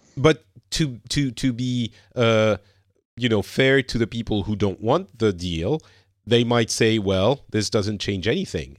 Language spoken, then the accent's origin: English; France; I'm from France. I currently am in Finland